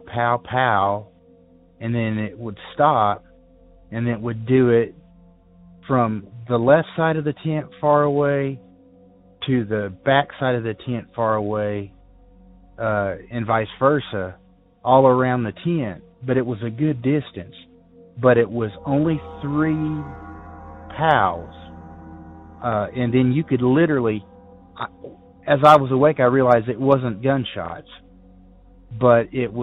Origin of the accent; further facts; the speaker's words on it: Ozark Mountains of Arkansas, United States; now in Morganton, North Carolina, United States; I grew up in the Ozark Mountains of Arkansas